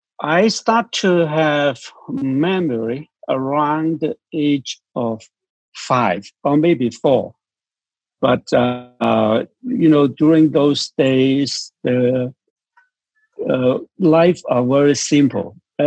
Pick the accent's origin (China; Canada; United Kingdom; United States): China; born there; English is a second language; they told me that I was born on a small fishing boat in South China Sea. So I am Chinese. I was born in China or Hong Kong.